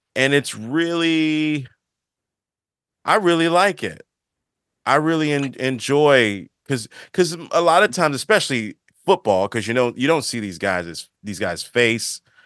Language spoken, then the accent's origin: English; Maryland, United States; being from the Maryland, the D M V or whatever people call it, being from the area